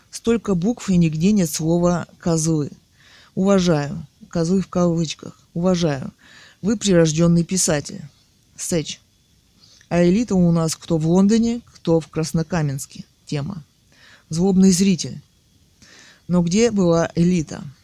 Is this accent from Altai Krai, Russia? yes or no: yes; Altai Krai, Russia; Хотя я и художница из Алтая, в кавычках, но по, по этому поводу у меня возникли сомнения.